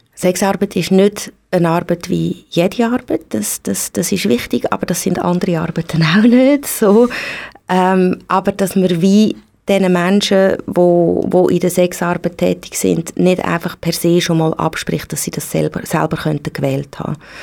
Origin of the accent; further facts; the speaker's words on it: Switzerland; bei uns in der Schweiz